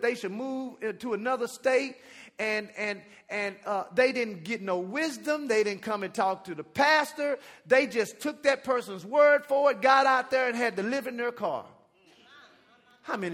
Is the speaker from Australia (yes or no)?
no; Dallas, Texas, United States; also born or lived in Jamaica; I'm from Dallas